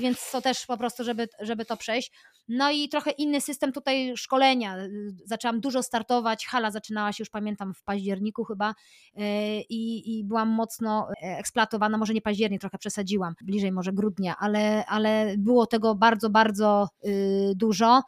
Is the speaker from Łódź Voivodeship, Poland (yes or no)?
yes; Aleksandrów Łódzki, Łódź Voivodeship, Poland; also born or lived in United States; ja pochodzę z małej miejscowości Aleksandrów Łódzki pod Łodzią